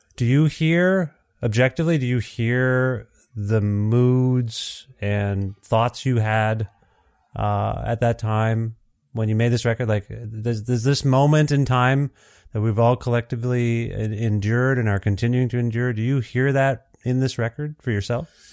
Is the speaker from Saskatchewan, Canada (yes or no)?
no; Ontario, Canada; I'm from Ontario originally